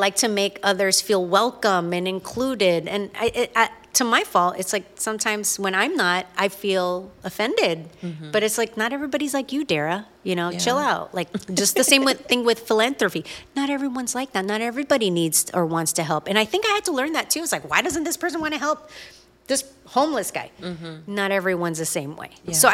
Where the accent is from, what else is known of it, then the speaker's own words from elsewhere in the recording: Virginia Beach, Virginia, United States; we're from Virginia Beach